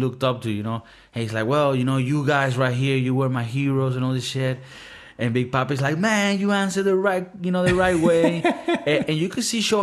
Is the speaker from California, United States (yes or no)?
no; Miami, Florida, United States; moved away; I had a lot of fun growing up in Miami